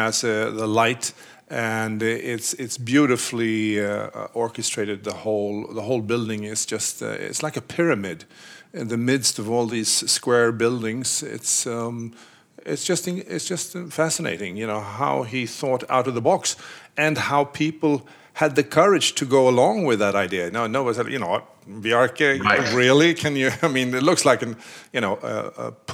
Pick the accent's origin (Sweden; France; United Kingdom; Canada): Sweden; now in New York, United States; I'm from Sweden.